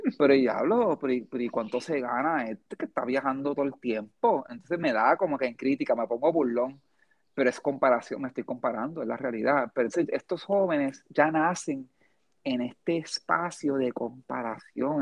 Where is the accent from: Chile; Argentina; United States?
United States; now in Puerto Rico; yo me crié, gran parte de mi niñez fue en Estados Unidos también